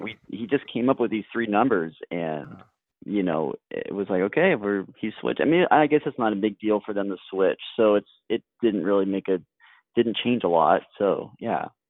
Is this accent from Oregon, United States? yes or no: yes; Corvallis, Oregon, United States; moved away; my hometown of Corvallis, Oregon